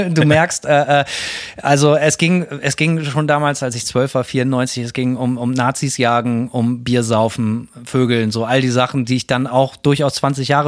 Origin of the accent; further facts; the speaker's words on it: West Germany, Germany; Simon kommt aus der DDR und ich komme aus Westdeutschland